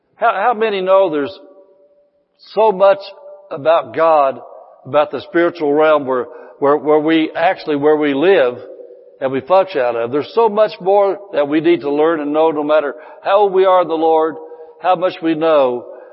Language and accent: English; Indiana, United States; moved away as an adult; now in California, United States; I was 54 years old. I'd lived there all of my life